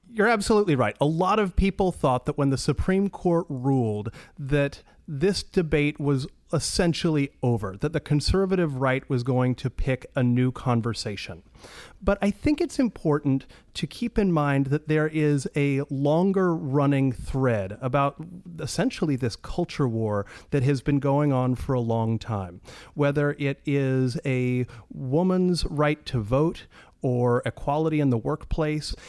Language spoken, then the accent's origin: English; Washington, United States; I'm from Washington State